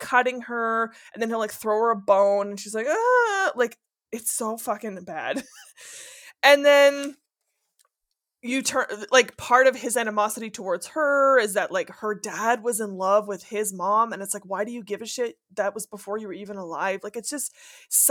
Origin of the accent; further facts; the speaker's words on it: Northern Ontario, Canada; first language French; English is a second language; I am French. French is my first language, and dirty French. Like, I'm from Northern Ontario.